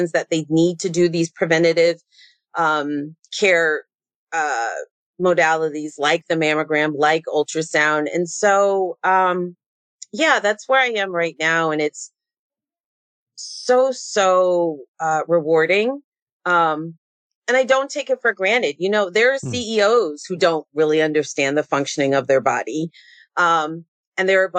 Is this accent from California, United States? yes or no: yes; San Diego, California, United States; I grew up in San Diego